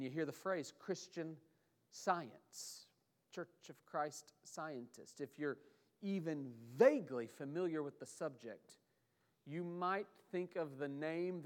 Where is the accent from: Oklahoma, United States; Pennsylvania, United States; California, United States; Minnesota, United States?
Oklahoma, United States; Oklahoma City; now in Charlotte, United States; where I grew up in Oklahoma City